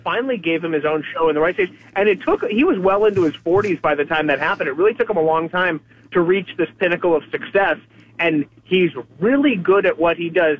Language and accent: English; United States; as an American.